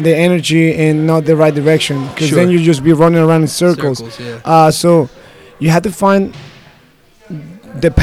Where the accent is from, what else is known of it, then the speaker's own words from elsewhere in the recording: Mexico; me being Mexican and my wife being American